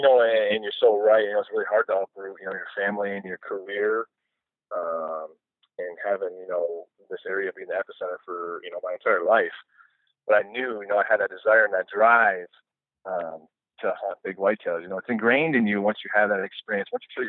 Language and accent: English; Michigan, United States; being born and raised in Michigan